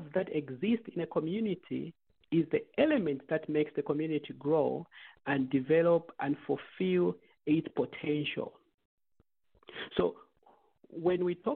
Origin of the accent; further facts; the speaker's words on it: Zambia; now in United States; we come from Zambia, and we grow up in a culture and an environment